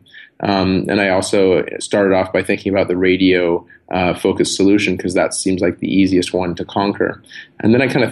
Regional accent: San Diego, California, United States; I grew up in San Diego, so surfing was a big part of my life

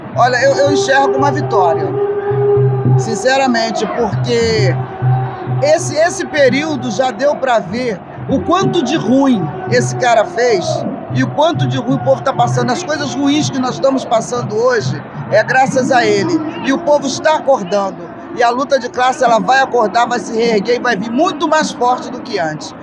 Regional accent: Rio de Janeiro, Brazil; Eu nasci no Andaraí, hoje eu moro na Abolição

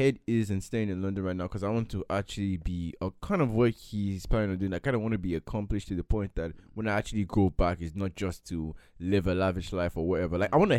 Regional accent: Lagos, Nigeria; Even telling people I grew up on … is like, you're from Lagos, Nigeria, how?

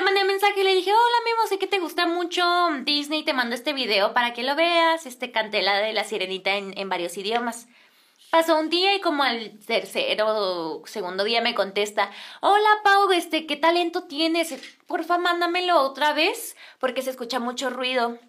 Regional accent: Ciudad Juárez, Chihuahua, Mexico; soy de Ciudad Juárez

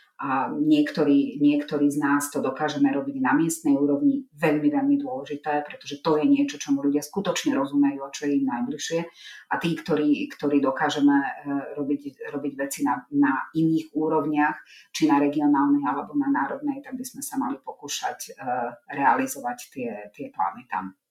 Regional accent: Slovakia; Ja sama som z mesta, kde je veľmi výrazná rómska menšina

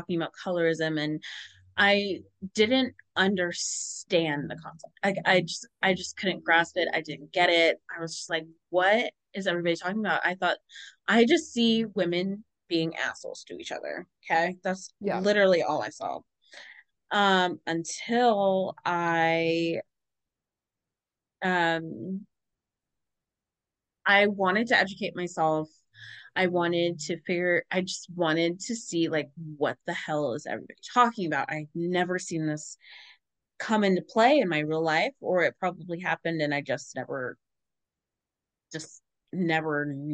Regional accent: Ohio, United States; also born or lived in Cincinnati, Ohio; I'm from Ohio

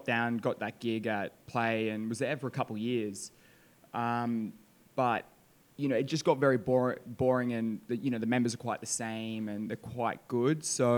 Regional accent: Sydney, New South Wales, Australia; now in Dubai, United Arab Emirates; So born and raised in Sydney

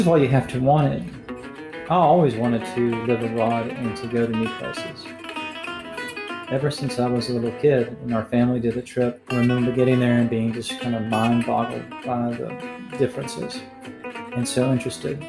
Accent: Chattanooga, Tennessee, United States; moved away as an adult; also born or lived in England / Spain / Argentina; I grew up in uh, Chattanooga, Tennessee, which is not so far from Atlanta uh, about two hours north.

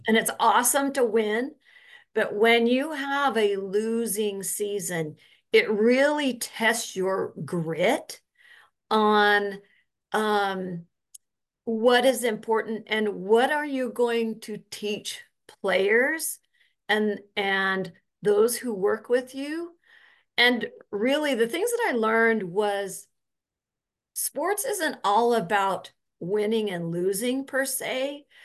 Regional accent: Orem, Utah, United States; So I grew up in Utah, up in Orem, Utah.

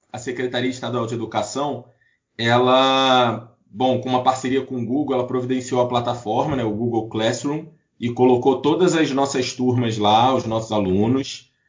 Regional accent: Rio de Janeiro, Brazil; now in Rio das Ostras, Brazil; eu sou nascido criado no Rio de Janeiro. Lá foi que eu cursei a minha graduação

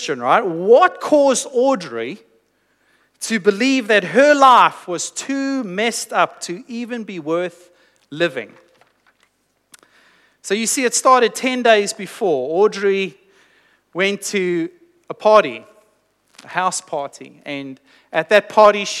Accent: South Africa; moved away; I was born in South Africa, and I grew up in South Africa, and I went to high school in South Africa.

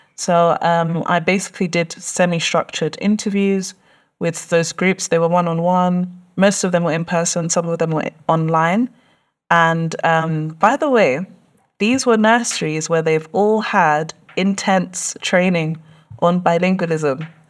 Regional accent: London, United Kingdom; I was born and raised in London. Um, literally spent most of my life in Tottenham

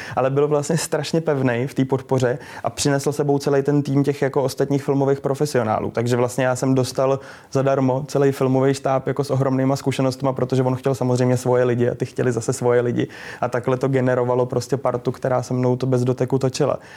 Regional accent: Liberec, Liberec Region, Czechia; moved away; Já jsem z Liberce původně

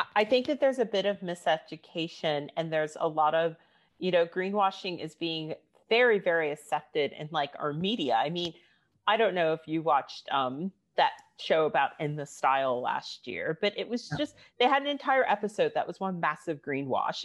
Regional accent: United States; now in United Kingdom; I'm from the States.

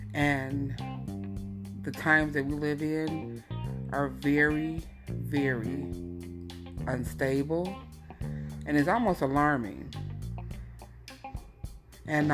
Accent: United States; We are black Americans

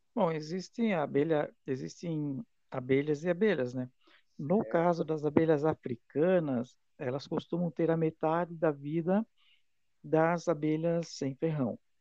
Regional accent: Itaiópolis, Santa Catarina, Brazil; now in Rio do Sul, Brazil; sou natural da cidade de Itaió e eu moro em Rio do Sul há muito tempo já

